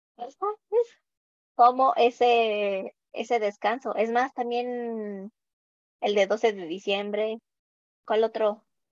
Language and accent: Spanish; Mexico